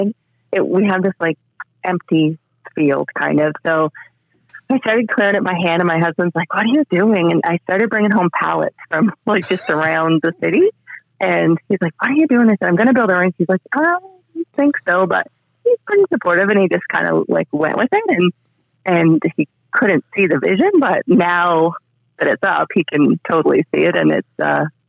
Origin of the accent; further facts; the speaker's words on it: Durham Bridge, New Brunswick, Canada; I'm from Durham Bridge, which is just outside Fredericton, New Brunswick, up here in Canada